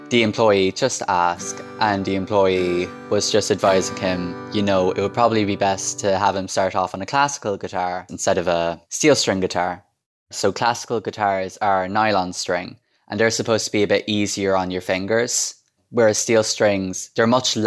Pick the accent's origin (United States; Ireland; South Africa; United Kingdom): Ireland; Crosserlough, County Cavan, Ulster; I'm from Crushalock, County Cavan.